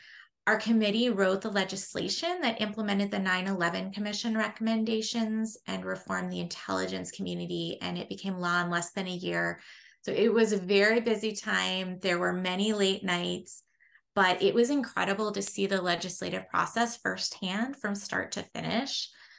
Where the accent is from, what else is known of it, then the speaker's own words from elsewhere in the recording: Vermont, United States; moved away as an adult; also born or lived in Washington, D.C.; I was a page in the U.S. Senate for 6 months from my home state of Vermont